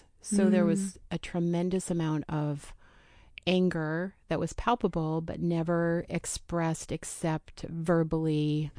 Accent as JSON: {"language": "English", "town": "Oregon City", "region": "Oregon", "country": "United States", "tie": "born or raised there", "also_born_or_lived": "Portland", "said": "Yep. So I've been here. I grew up in the Portland area, Oregon City, graduated from Oregon City High School."}